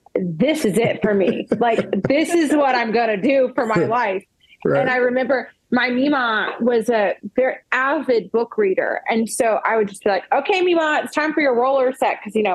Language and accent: English; the South, United States; because I'm from the South and that's what they call your grandma, my meemaw.